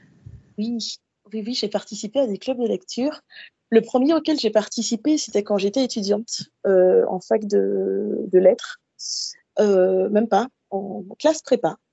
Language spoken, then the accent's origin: French; Guadeloupe; moved away as an adult; also born or lived in Paris, France; now in Montpellier, France; je suis antillaise. Euh, j'ai grandi en Guadeloupe, je suis née et j'ai grandi en Guadeloupe